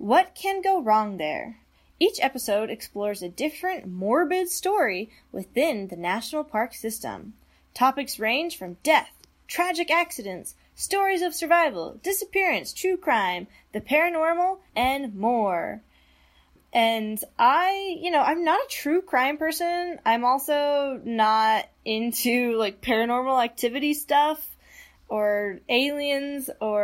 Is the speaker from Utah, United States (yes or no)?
yes; Utah, United States; I grew up in Utah